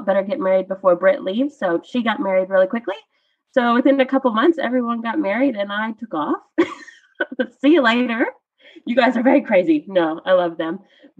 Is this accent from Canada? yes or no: yes; East Coast of Canada, Canada; moved away as an adult; now in Western Australia, Australia; I'm from the East Coast of Canada. So we like to keep to ourselves.